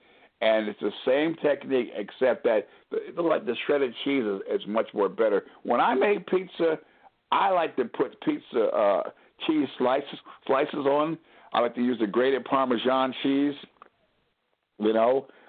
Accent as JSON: {"language": "English", "region": "Northeast", "country": "United States", "lives_now": "New Orleans, United States", "said": "It's funny when you and I come from the Northeast, and the guy says, forget about it."}